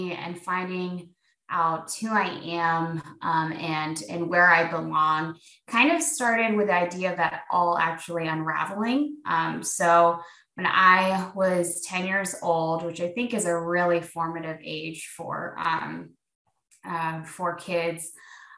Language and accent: English; Springfield, Ohio, United States; now in Columbus, United States; We grew up together in Springfield, and then about 4.5 years ago, I moved to Columbus for a job